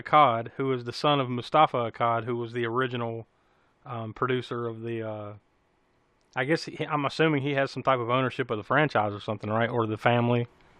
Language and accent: English; South Carolina, United States; we're from South Carolina, all three of us.